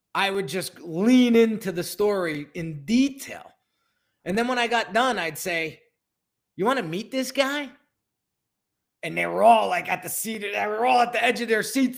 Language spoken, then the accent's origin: English; New Jersey, United States; I'm born and raised in New Jersey and, and lived here my whole life